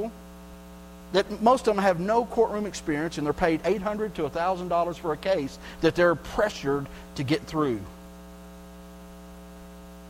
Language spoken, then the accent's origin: English; Texas, United States; I grew up in Texas